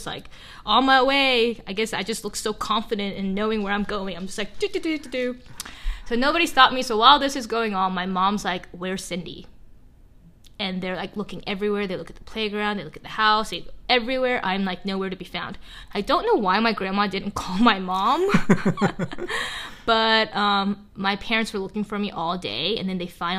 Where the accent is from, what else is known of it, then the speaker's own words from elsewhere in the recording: Grayson, Georgia, United States; English is a second language; moved away as an adult; also born or lived in South Korea / Atlanta, Georgia; now in Canada; I was born in South Korea, and we moved to a small little town called Grayson, Georgia, in Gwinnett County